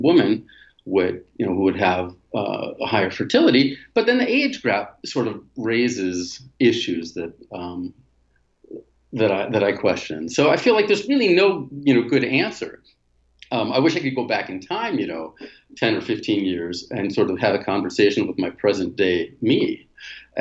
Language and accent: English; United States; moved away as an adult; also born or lived in Europe / Asia; now in Latin America; I was born in the States